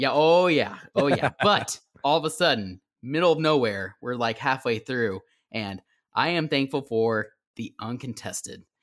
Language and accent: English; Owasso, Oklahoma, United States; my hometown of Owasso